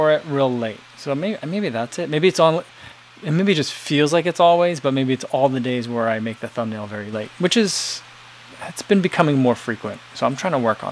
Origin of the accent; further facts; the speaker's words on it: East Coast, United States; now in Chicago, United States; growing up on the East Coast